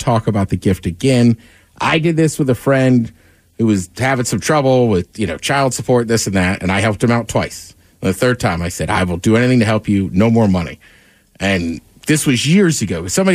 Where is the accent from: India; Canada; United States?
United States; East Coast; moved away; I grew up on the East Coast